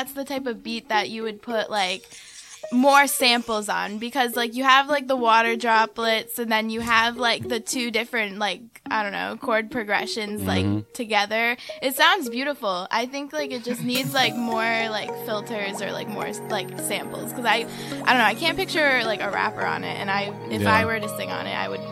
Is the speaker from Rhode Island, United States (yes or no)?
yes; Smithfield, Rhode Island, United States; now in Providence, United States; I'm from Smithfield, but I live in Providence now.